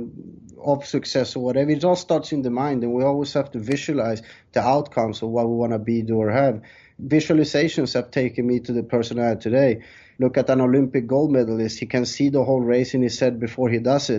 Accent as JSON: {"language": "English", "country": "Sweden", "tie": "born or raised there", "also_born_or_lived": "Colombia", "moved": "as an adult", "lives_now": "Thailand", "said": "I was born in South America, Colombia, but I left when I was 3 years old. My parents took me there, and I was raised in Sweden until I was 20 years old, and then I moved to Thailand, and now I've been living in Thailand 16 years."}